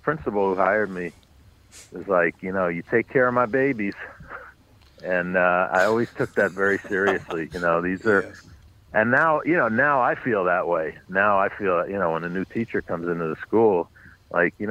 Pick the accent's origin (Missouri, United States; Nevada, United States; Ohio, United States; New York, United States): New York, United States; New York City; I grew up on the Upper West Side, but north of 96th